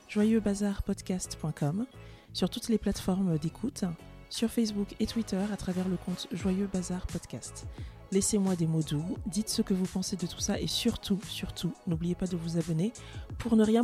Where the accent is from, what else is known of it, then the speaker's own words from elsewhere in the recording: France; je suis française et je suis camerounaise.